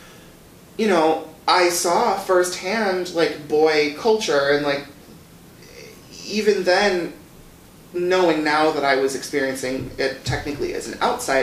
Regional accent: northern Wisconsin, United States; moved away as an adult; I'm originally from a really small town in northern Wisconsin

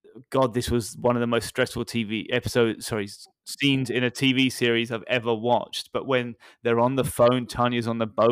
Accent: United Kingdom; being a British guy

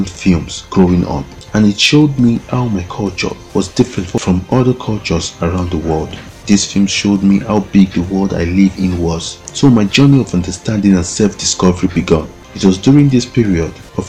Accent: Nigeria; I was born and raised in Nigeria

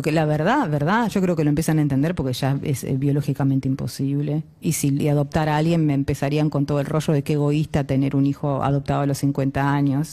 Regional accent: Lanús, Buenos Aires Province, Argentina; Yo nací en Lanús

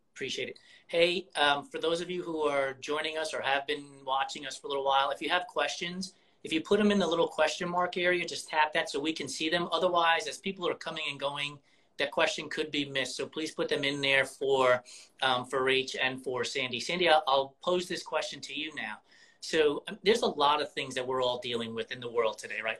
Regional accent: New York, United States; moved away; I'm originally from New York

